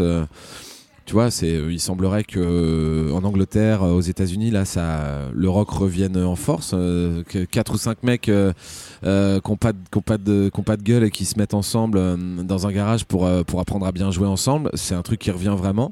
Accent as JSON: {"language": "French", "town": "Rouen", "region": "Normandy", "country": "France", "said": "normand et je pense que c'est euh, euh, voilà, je viens de de Rouen"}